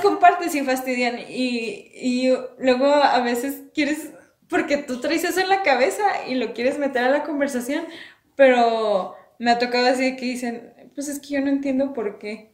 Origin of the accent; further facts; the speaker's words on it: Mexico; soy orgullosa orgullosamente mexicana